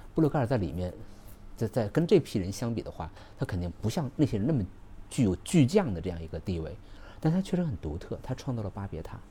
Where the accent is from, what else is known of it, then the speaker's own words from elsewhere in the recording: northern China, China; now in Guangzhou, China; 我本来是北方人